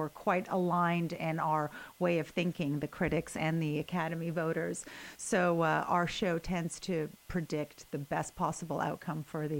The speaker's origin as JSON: {"language": "English", "country": "Canada", "tie": "born or raised there", "first_language": "Ukrainian", "second_language": "English", "moved": "as an adult", "lives_now": "Los Angeles, United States", "said": "I was born and raised in Canada"}